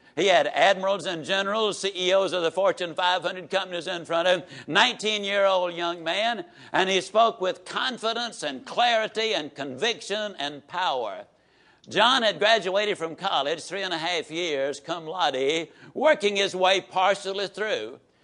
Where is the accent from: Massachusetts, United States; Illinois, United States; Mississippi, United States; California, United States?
Mississippi, United States; Yazoo City; I can tease about my hometown because it has been so productive